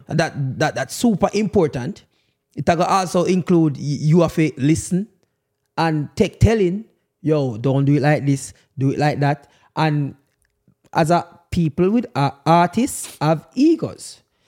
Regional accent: Jamaica

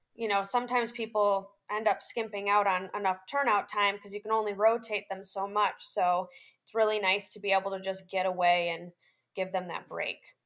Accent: Chicago, Illinois, United States; moved away as an adult; now in Ocala, United States; I am originally from the Chicagoland area and I am now based in Ocala, Florida

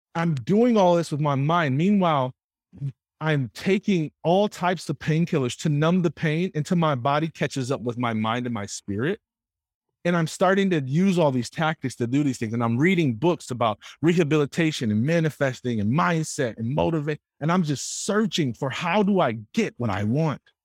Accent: Jackson, Michigan, United States; I grew up in Jackson. So Jackson is about an hour and a half west of Detroit, Michigan.

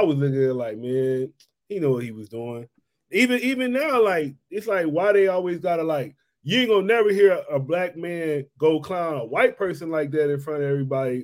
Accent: Mississippi, United States; moved away; I am from Mississippi

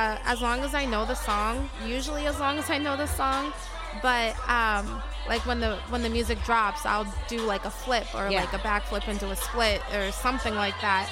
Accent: Boston, Massachusetts, United States; accent: Boston; moved away; also born or lived in Alabama; my Boston accent will slip out

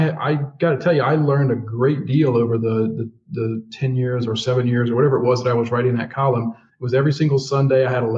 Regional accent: Louisiana, United States; I'm from Louisiana.

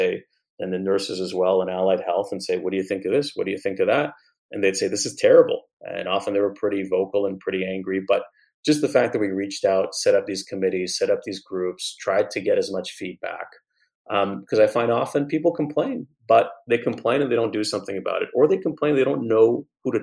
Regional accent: Montreal, Quebec, Canada; I grew up in Montreal

